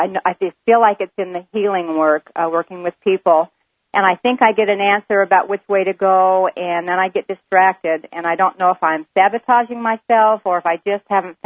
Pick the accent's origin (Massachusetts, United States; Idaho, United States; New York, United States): Idaho, United States; moved away; I'm from Idaho.